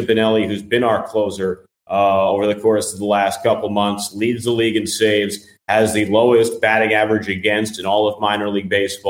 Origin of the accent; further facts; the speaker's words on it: Mahwah, New Jersey, United States; where I grew up in Mahwah, New Jersey.